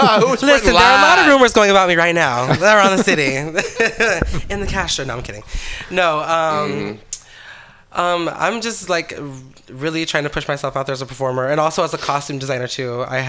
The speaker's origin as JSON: {"language": "English", "town": "Hayward", "region": "California", "country": "United States", "tie": "born or raised there", "also_born_or_lived": "San Leandro", "lives_now": "San Francisco, United States", "said": "No, I'm actually from, like, Hayward, San Leandro."}